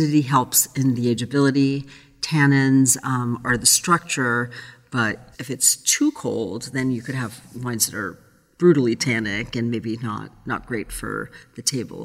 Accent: Brazil; moved away; I grew up in Brazil

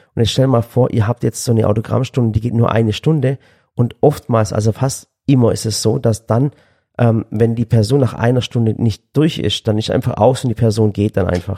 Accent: Swabia, Germany; als Schwabe

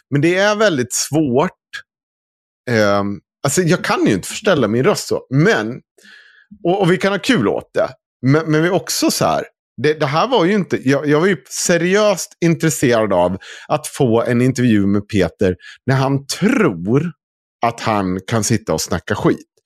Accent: Dalarna County, Sweden; accent: dalmål; För att jag vet att jag kommer inte få bort min, mitt dalmål.

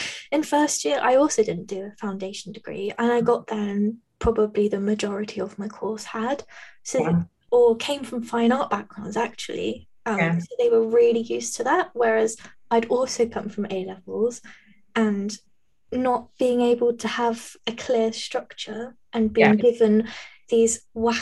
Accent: Norfolk, East of England, United Kingdom; moved away as an adult; I come from Norfolk, and it's over 400 miles away

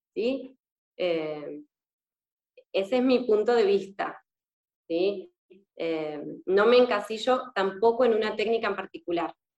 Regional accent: Argentina; moved away as an adult; now in Spain; soy argentina y actualmente estoy viviendo en España. Ya hace un año y medio

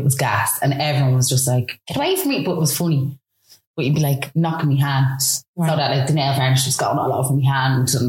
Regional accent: Dublin, Leinster, Ireland; I come from Baldoyle in Dublin

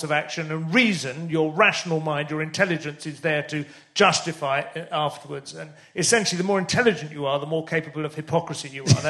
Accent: St Albans, East of England, United Kingdom; also born or lived in Luton; I mean, I never lived there. I was born there because that was a local hospital. Oh, but, no, I grew up in St Albans

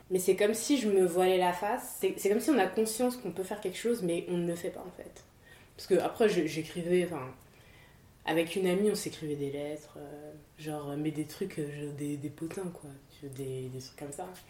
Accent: Paris, Île-de-France, France; je suis née en France, j'ai grandi en France

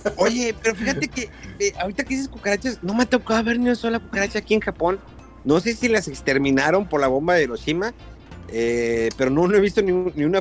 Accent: Mexico; now in Japan; como buenos mexicanos

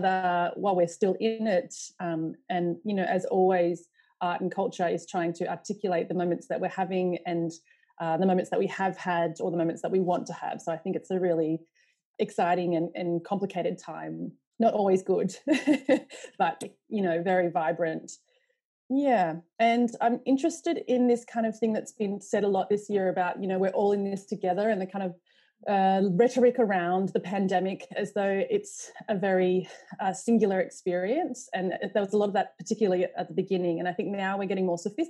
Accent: Australia; as an Australian artist

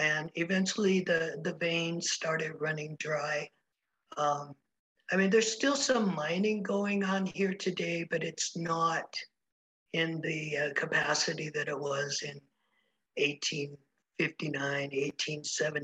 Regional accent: Oklahoma, United States; now in Virginia City, United States; I am not from Virginia City. I'm originally from Oklahoma

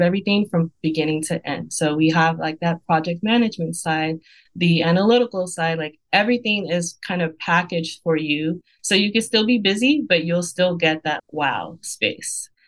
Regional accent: Nigeria; I'm Nigerian, and in my culture, we have fabrics, colors

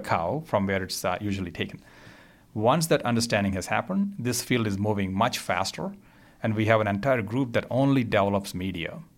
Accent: India; moved away; also born or lived in Rochester; I grew up in India.

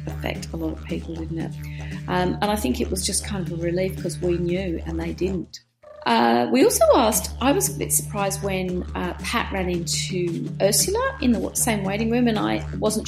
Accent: Australia; our courts in Australia

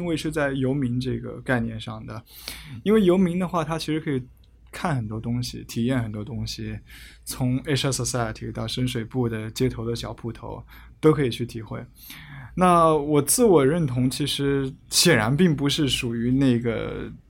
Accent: Hefei, Anhui, China; now in Hong Kong; 啊、是是安徽的，但是我住在香港，住了很多年，我就我我还蛮避免说我是哪里人的

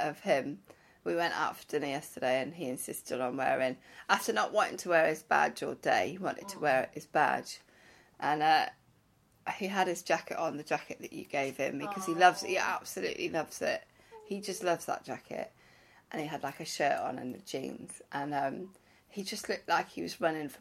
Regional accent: Wales, United Kingdom; I'm from Wales

